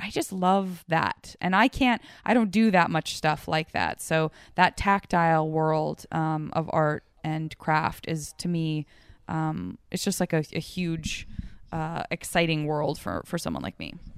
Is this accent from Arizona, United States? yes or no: yes; Arizona, United States; moved away; growing up in Arizona